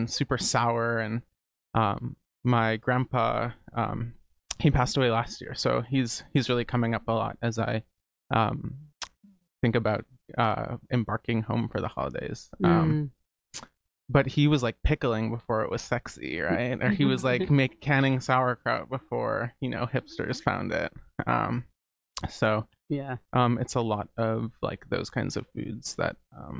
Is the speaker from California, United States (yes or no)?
no; outside of Chicago, Illinois, United States; now in New Haven, United States; I grew up outside of Chicago